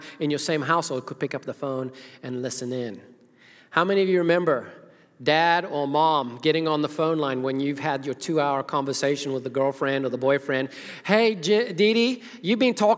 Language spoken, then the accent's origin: English; Zimbabwe; moved away; as a child growing up in Zimbabwe, Africa